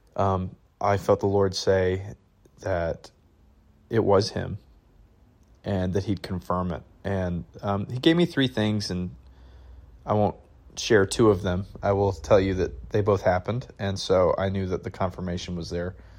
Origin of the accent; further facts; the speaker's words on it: Michigan, United States; now in Redding, United States; I'm from Michigan